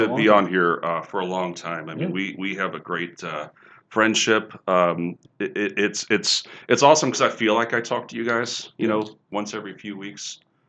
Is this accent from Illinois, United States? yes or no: no; Cincinnati, Ohio, United States; We grew up in Cincinnati.